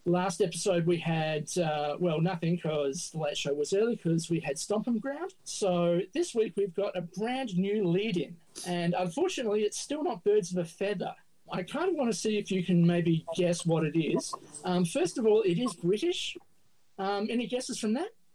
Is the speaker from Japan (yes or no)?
no; Adelaide, South Australia, Australia; Can you tell I'm from Adelaide?